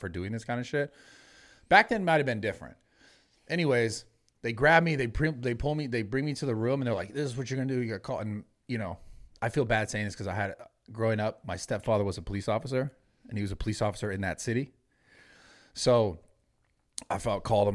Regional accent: the Bay Area, California, United States; I'm from the Bay

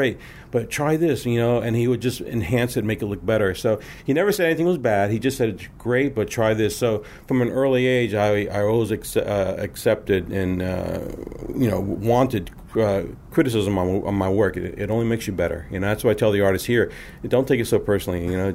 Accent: Miami, Florida, United States; I grew up in Miami, Florida. I was born and raised down in Miami, Florida

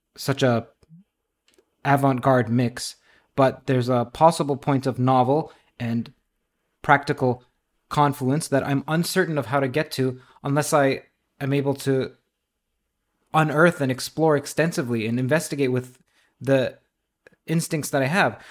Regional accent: Toronto, Ontario, Canada; also born or lived in Trinidad; Indeed, I am from Toronto. I was born in Trinidad.

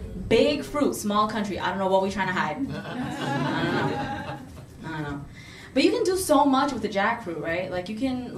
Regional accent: New York City, New York, United States; I am South Asian, I'm Muslim, and I'm a New Yorker.

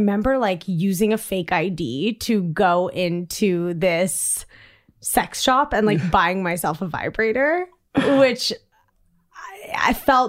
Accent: Washington, District of Columbia, United States; And like I grew up in Georgetown and there was like the Pleasure Palace

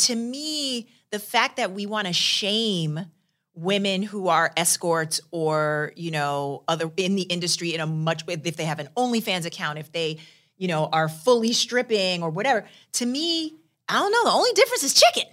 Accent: New York, United States; I'm from New York

